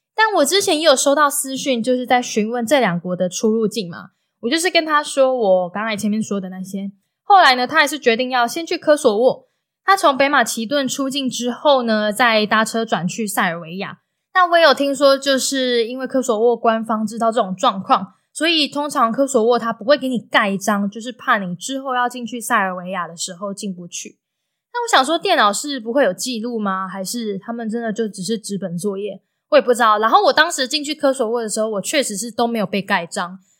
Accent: Taiwan; 我就说，台湾

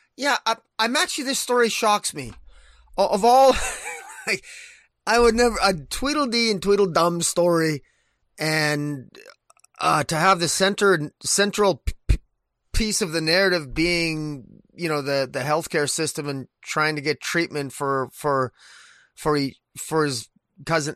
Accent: Canada; I'm, I'm Canadian

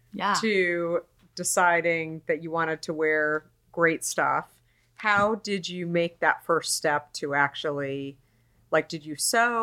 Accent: Arizona, United States; born or raised there; also born or lived in New York

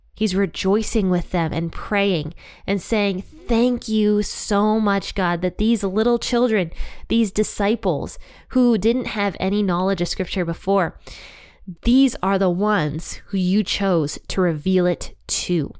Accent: Ohio, United States; I love Ohio because it's my home state

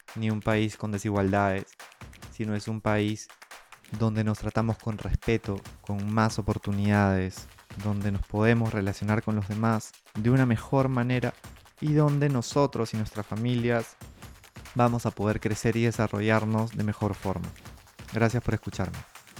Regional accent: Peru; todos somos peruanos

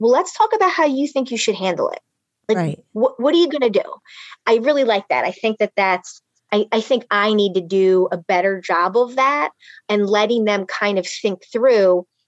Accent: Philadelphia, Pennsylvania, United States; I grew up in Philly, really tough neighborhood.

